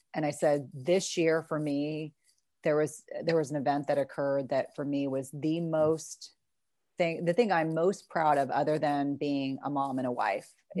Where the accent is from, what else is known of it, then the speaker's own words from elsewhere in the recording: South Carolina, United States; moved away; I was born in South Carolina, still have a lot of family there, and have a lot of wonderful memories.